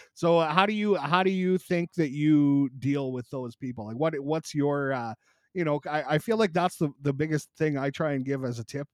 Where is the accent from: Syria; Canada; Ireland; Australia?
Canada; a Canadian creator